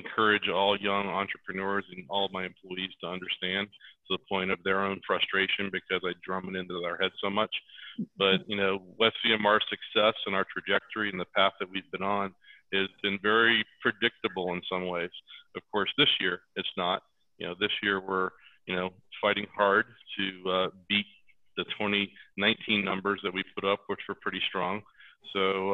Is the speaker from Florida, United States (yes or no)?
yes; Venice, Florida, United States; also born or lived in St. Petersburg, Florida / Sarasota, Florida; now in Colorado, United States; I grew up on the west coast of Florida. I was born in St. Pete and was raised in the Venice, Sarasota area.